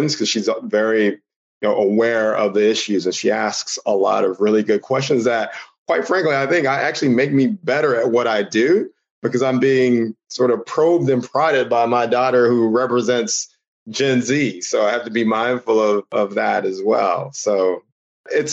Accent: Houston, Texas, United States; I'm originally from Houston, Texas. You know, child of the, you know, 80s, 90s

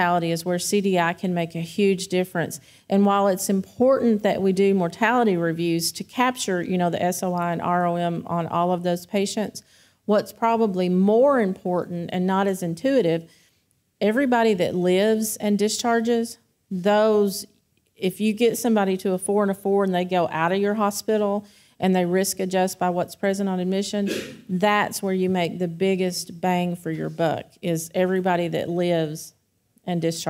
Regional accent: Kentucky, United States; I grew up in Kentucky where everybody smokes

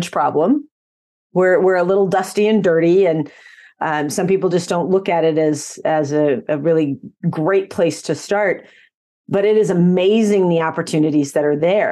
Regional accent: Nebraska, United States; I was actually born and raised in Nebraska on a farm

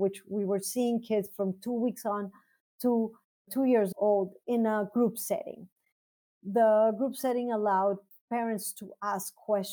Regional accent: Mexico City, Mexico; moved away as an adult; now in United States; So I was born in Mexico City and I did my medical training in Mexico City and the National University

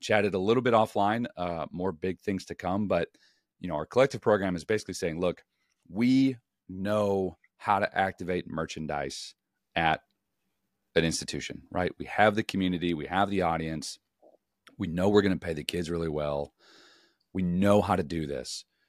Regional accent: Chicago, Illinois, United States; moved away as an adult; also born or lived in California; I grew up in Chicago, played in California

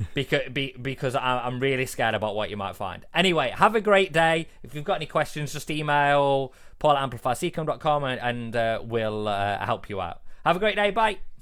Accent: England, United Kingdom; I'm English

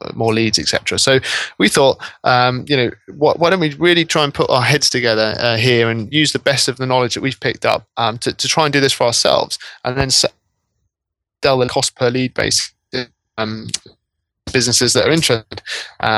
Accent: Norwich, East of England, United Kingdom; I'm actually from Norwich in East Anglia

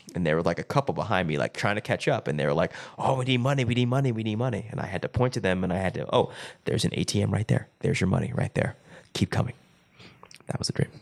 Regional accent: Springdale, Arkansas, United States; in my hometown of Springdale, Arkansas.

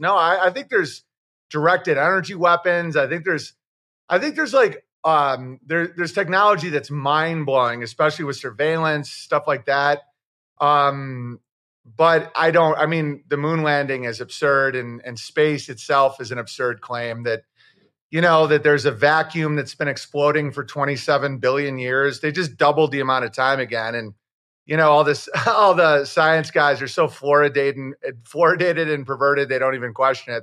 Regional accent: Oswego, New York, United States; I'm from Oswego, New York

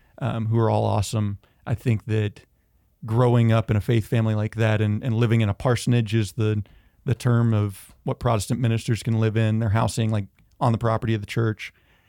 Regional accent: Georgia, United States; also born or lived in Tennessee; I'm originally from Georgia. And Northeast Tennessee, went back and forth.

